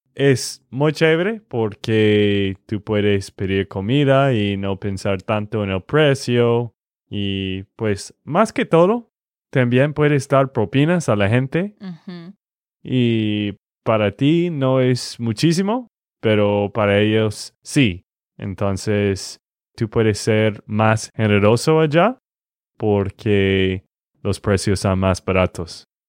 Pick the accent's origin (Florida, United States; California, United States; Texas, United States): Texas, United States; de Texas, Estados Unidos